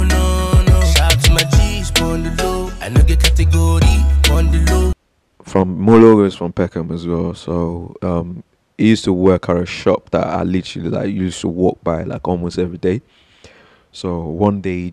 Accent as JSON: {"language": "English", "country": "Nigeria", "tie": "born or raised there", "moved": "yes", "said": "growing up in Nigeria"}